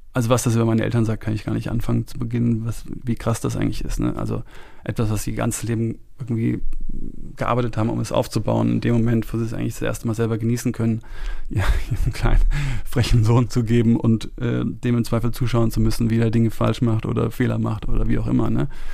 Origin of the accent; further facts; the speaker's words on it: Rhineland, Germany; also born or lived in Munich, Bavaria; now in Brandenburg, Germany; ich bin in München geboren und dann habe ich die ersten Jahre in München, bin ich sozusagen aufgewachsen. Dann sind wir ins Auch Rheinland